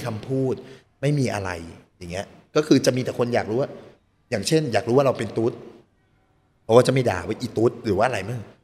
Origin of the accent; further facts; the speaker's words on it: Thailand; moved away; also born or lived in Phuket, Thailand / Chiang Rai, Thailand; เกิดที่ไทยเกิดที่ภูเก็ตแล้วก็พอเกิดก็อยู่กับคุณแม่ได้สักพักหนึ่งคุณแม่ก็ย้ายไปอยู่กับสามีใหม่